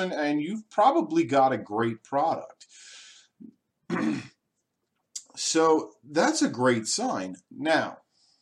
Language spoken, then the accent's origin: English; Long Island, New York, United States; moved away; I grew up on Long Island, New York